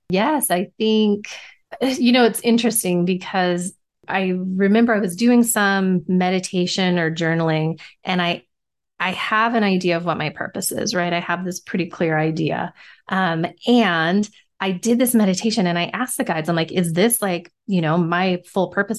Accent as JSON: {"language": "English", "region": "Nevada", "country": "United States", "tie": "born or raised there", "said": "growing up in Nevada, we always had the casinos"}